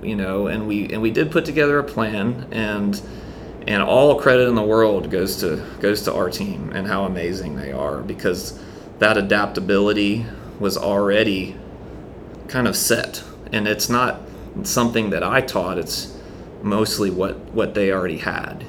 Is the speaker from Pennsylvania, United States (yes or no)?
no; St. Simons Island, Georgia, United States; now in Charleston, United States; I'm originally from St. Simons Island, Georgia